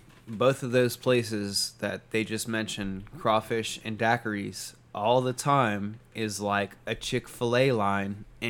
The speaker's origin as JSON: {"language": "English", "town": "Mandeville", "region": "Louisiana", "country": "United States", "said": "I'm from Mandeville, but I work in New Orleans"}